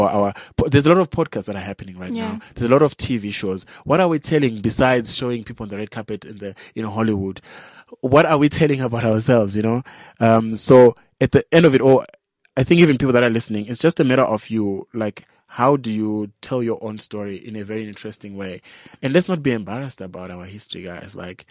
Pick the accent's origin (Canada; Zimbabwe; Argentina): Zimbabwe; now in South Africa; I'm from Zimbabwe